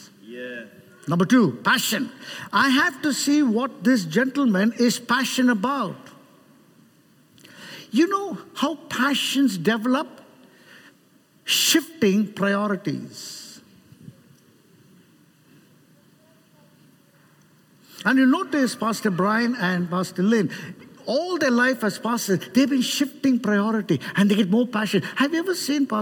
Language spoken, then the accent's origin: English; Chennai, Tamil Nadu, India; I'm from Chennai